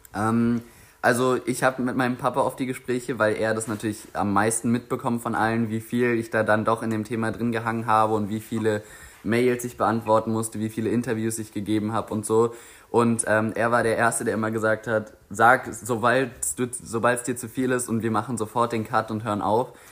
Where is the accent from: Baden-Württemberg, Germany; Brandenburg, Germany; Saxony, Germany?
Brandenburg, Germany; Grünheide; ich jetzt auch zum ersten Mal als Jugendlicher so das Gefühl bekomme, oh shit, Grünheide ist eigentlich meine Heimat